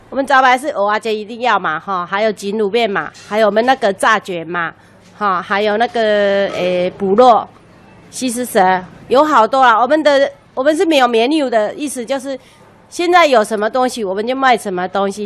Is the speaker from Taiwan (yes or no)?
yes; Lukang, Changhua County, Taiwan; moved away as an adult; also born or lived in Taipei; 我们也是小，小孩子也是在鹿港出生的嘛